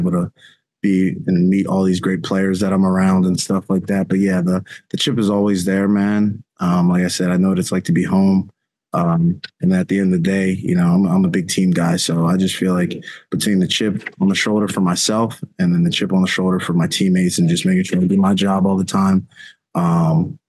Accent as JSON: {"language": "English", "town": "Philadelphia", "region": "Pennsylvania", "country": "United States", "tie": "born or raised there", "moved": "yes", "said": "growing up in Philly"}